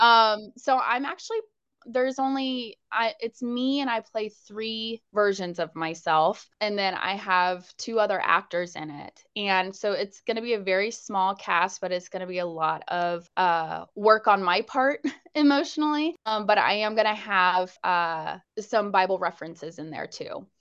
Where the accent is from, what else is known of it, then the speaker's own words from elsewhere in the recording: Jacksonville, Florida, United States; also born or lived in Pensacola, Florida / Las Vegas; I was born in Pensacola, Florida, but then I moved here when I was a baby, and this place is home